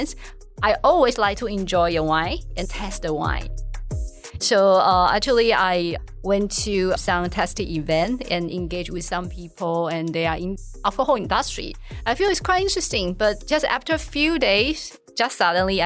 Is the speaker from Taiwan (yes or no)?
yes; Taiwan; English is a second language; moved away as an adult; also born or lived in New York; the first opportunity for me to live outside of Taiwan